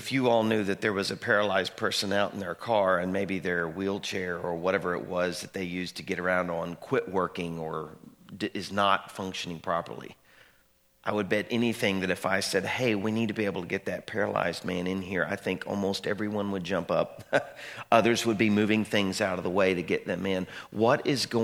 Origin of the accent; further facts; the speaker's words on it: Little Rock, Arkansas, United States; moved away; When I was growing up in Little Rock, we were part of a large church.